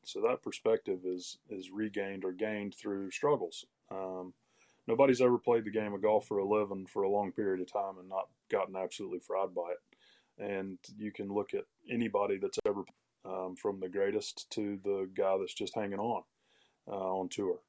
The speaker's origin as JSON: {"language": "English", "town": "Greenville", "region": "South Carolina", "country": "United States", "tie": "born or raised there", "said": "literally cleaning toilets and textile mills around my hometown, Greenville, South Carolina"}